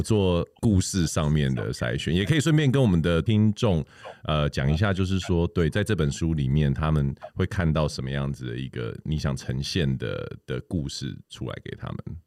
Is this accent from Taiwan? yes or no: yes; Taiwan; 我们身为台湾人